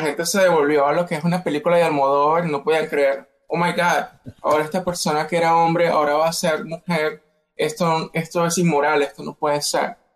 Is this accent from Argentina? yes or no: no; Venezuela; moved away as an adult; now in United States; yo soy de Venezuela, viví 18 años en Venezuela, me mudo a los Estados Unidos